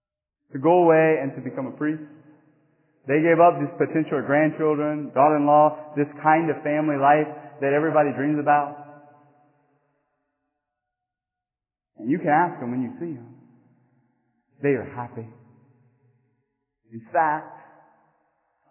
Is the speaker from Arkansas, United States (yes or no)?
no; Church Point, Louisiana, United States; now in Morgan City, United States; where I grew up in Church Point